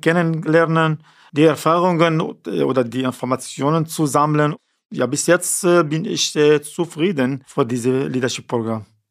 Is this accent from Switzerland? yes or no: no; Syria; German is a second language; now in Neubrandenburg, Germany; wir nach Syrien zurückfahren oder hier bleiben, natürlich Deutschland ist meine Heimat